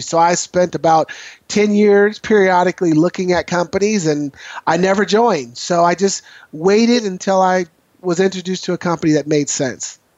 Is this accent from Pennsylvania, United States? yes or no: no; Portland, Oregon, United States; as a young man growing up in Northeast Portland